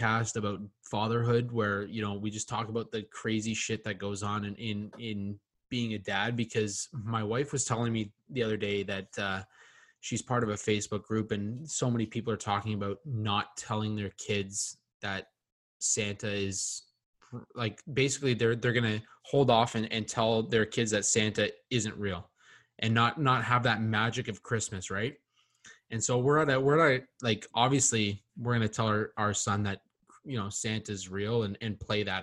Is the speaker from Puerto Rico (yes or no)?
no; Canada; also born or lived in London, Ontario; us being Canadian